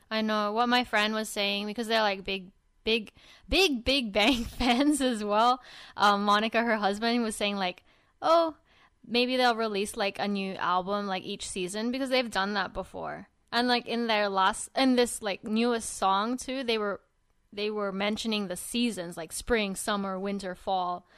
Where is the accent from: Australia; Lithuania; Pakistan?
Australia; Sydney, New South Wales; I'm from Sydney too.